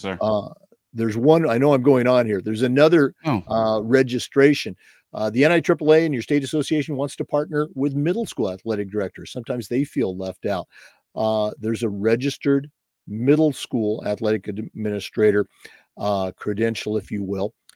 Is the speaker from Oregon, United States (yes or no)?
yes; Oregon, United States; moved away as an adult; also born or lived in Missouri / Vermont / North Florida / San Jose, California; now in Florida, United States; I was born and raised in Oregon, started my career there